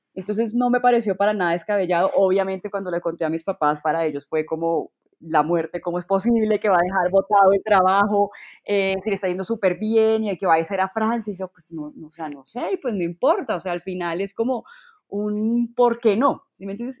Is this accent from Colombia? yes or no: yes; Colombia; moved away as an adult; me devolví a Colombia, o sea, efectivamente me devolví a Colombia